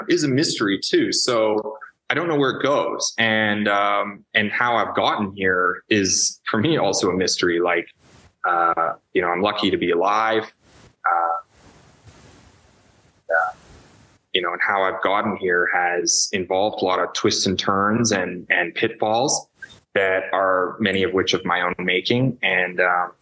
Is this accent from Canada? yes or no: yes; Toronto, Ontario, Canada; I grew up in Toronto, the city of Toronto